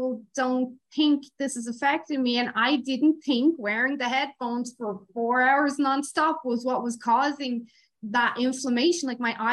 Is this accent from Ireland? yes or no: yes; Ireland; growing up in Ireland